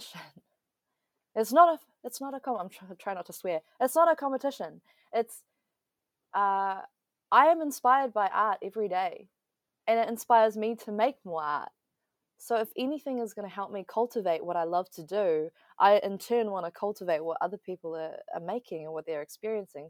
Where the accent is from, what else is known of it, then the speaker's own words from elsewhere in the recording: Wellington, New Zealand; also born or lived in Taiwan; grew up in Aotearoa